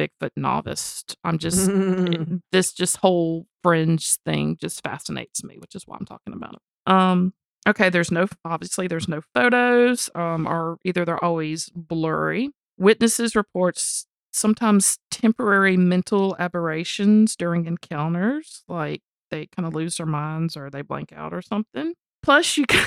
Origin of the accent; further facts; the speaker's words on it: United States; we're American